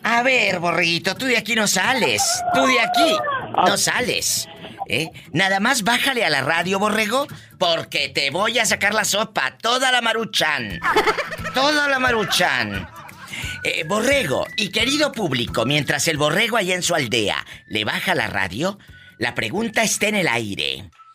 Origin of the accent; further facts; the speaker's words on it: Tamaulipas, Mexico; yo soy de Tamaulipas